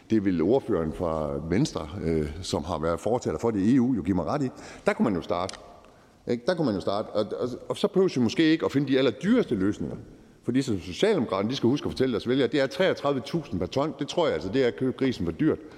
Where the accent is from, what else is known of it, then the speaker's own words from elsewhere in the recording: North Jutland, North Denmark Region, Denmark; jeg er nordjyde